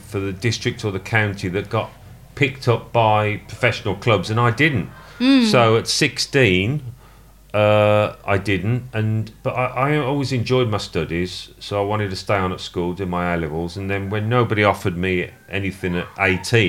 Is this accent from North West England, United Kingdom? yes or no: no; Birmingham, West Midlands, United Kingdom; I was brought up in Birmingham